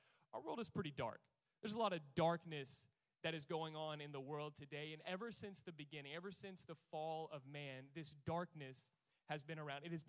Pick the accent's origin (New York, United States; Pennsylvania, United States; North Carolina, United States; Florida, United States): North Carolina, United States; Charlotte; I've been here my entire life